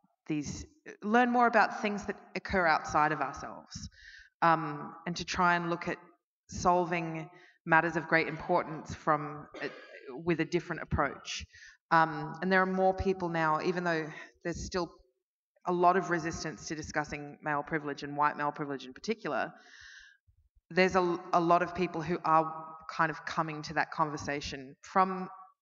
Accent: Melbourne, Victoria, Australia; I'm from Melbourne and Dan Andrews is our premier

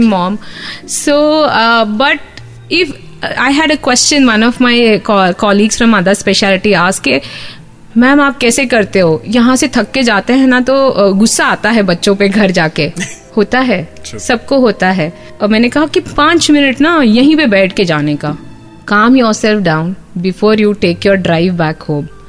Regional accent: Mumbai, Maharashtra, India; moved away as an adult; also born or lived in United Kingdom; now in Ahmedabad, India; मैं मुंबई से हूँ शादी के बाद आई वेंट टू यूके

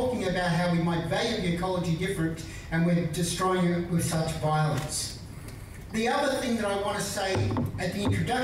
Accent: Melbourne, Victoria, Australia; In my suburb, I live in Carlton, I was born in Carlton

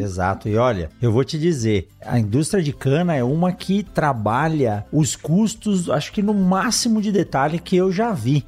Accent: São Paulo, Brazil; also born or lived in Botucatu; eu nasci em São Paulo, na capital, mas morei quase 10 anos em Botucatu, onde eu fiz a minha graduação, meu doutorado

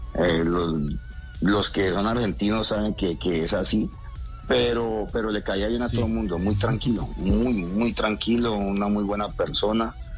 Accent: Colombia; nosotros como colombianos

